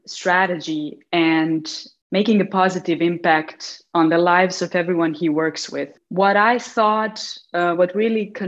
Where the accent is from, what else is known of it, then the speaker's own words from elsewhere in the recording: Mostar, Federation of Bosnia and Herzegovina, Bosnia & Herzegovina; while I was growing up in Mostar